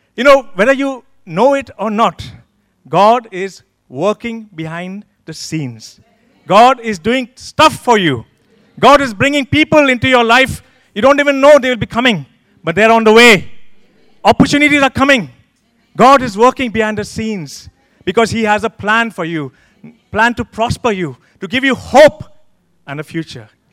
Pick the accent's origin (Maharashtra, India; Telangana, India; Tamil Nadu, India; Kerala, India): Maharashtra, India; Pune; moved away as an adult; now in United Kingdom; I'm one of the pastors in this church. I come from a city called Pune